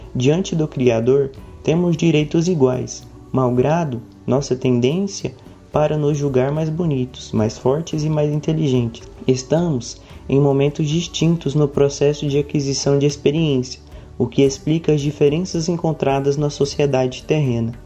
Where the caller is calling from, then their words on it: Goiânia, Goiás, Brazil; eu falo de Goiânia